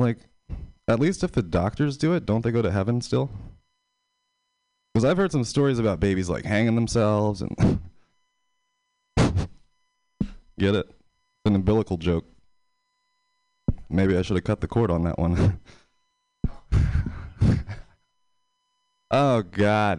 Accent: Pennsylvania, United States; now in San Francisco, United States; I'm from Pennsylvania.

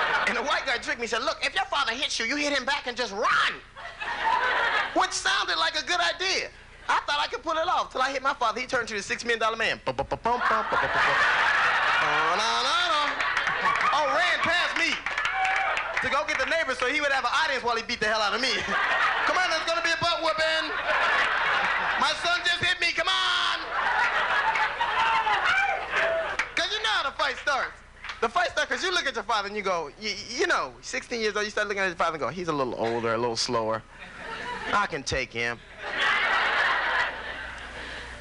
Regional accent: Los Angeles, California, United States; I grew up in Los Angeles in a gang

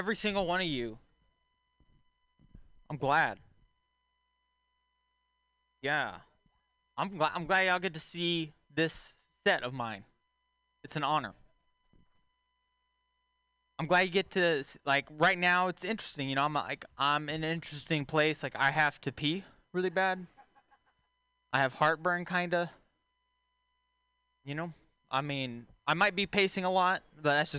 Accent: Texas, United States; moved away; I'm from Texas originally

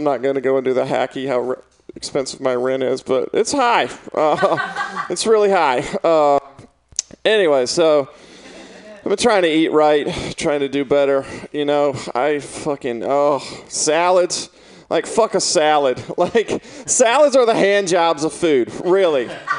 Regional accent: Mississippi, United States; moved away as an adult; now in San Francisco, United States; I'm from Mississippi.

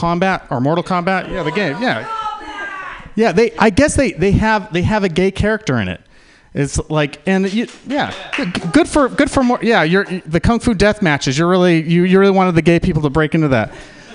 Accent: San Francisco, California, United States; born there; also born or lived in Utah; I was born in San Francisco

